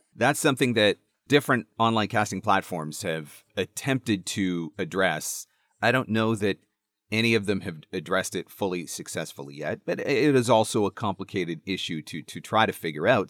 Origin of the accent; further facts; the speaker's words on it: Canada; I'm Canadian.